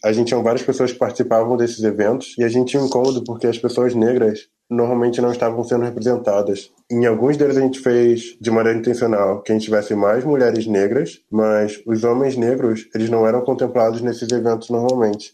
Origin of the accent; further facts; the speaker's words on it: Rio de Janeiro, Brazil; accent: chiado; moved away as an adult; now in Porto Alegre, Brazil; sou carioca, então falo chiado.